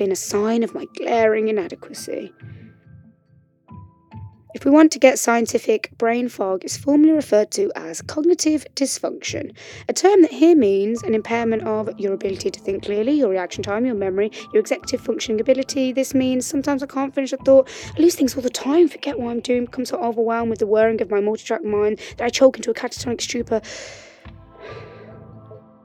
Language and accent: English; West Bromwich, West Midlands, United Kingdom; moved away as an adult; also born or lived in Sheffield / Madrid; now in London, United Kingdom; I was born and raised in West Bromwich, you know, that place where Albion play